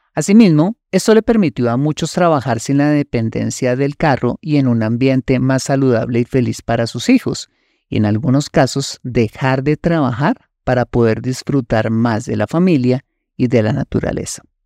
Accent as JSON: {"language": "Spanish", "country": "Colombia", "said": "Un ejemplo colombiano. Uno de los platos típicos más deliciosos en mi país es la bandeja paisa"}